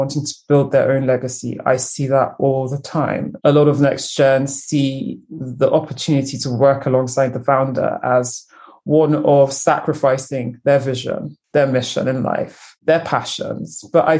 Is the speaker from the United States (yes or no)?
no; United Kingdom; I used to say when I was in university, I'm a Brigerian. I'm a British Nigerian. Proudly so. Equal parts.